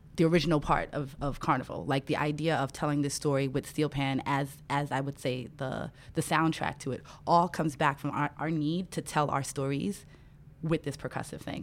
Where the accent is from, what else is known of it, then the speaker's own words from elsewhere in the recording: New York City, New York, United States; growing up in Brooklyn, New York, both of my parents are from Trinidad